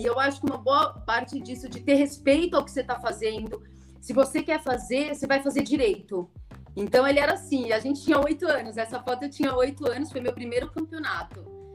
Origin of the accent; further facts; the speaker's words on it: São Paulo, Brazil; also born or lived in Sorocaba; Eu sou de São Paulo, me formei em Sorocaba, morei lá, depois eu fiz residência lá, achei que não voltasse, acabei voltando para São Paulo